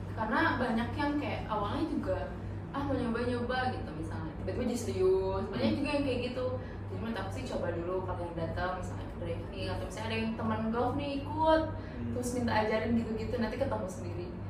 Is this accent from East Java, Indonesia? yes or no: no; West Java, Indonesia; ibu aku Surabaya ya aku Sunda